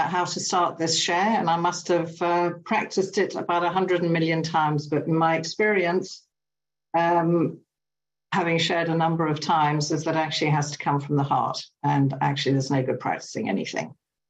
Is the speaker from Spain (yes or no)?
no; England, United Kingdom; also born or lived in Germany / Italy; I was born in England. We moved to Germany. We moved to Italy. We moved to England when I was about 8. I stayed until I was about 18.